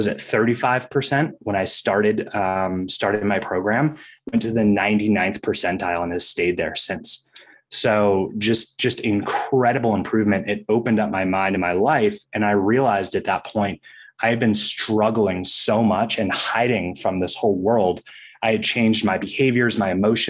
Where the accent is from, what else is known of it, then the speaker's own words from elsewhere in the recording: Maine, United States; growing up in Maine